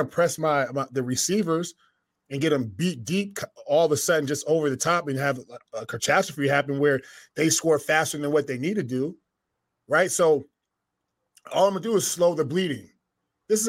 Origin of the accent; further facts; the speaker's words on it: New Haven, Connecticut, United States; New Haven, Connecticut, where I'm from, my hometown.